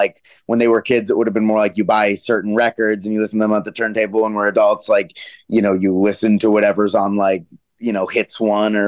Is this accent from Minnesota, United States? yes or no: no; Denver, Colorado, United States; moved away as an adult; also born or lived in Los Angeles, United States; now in New York, United States; I'm from Denver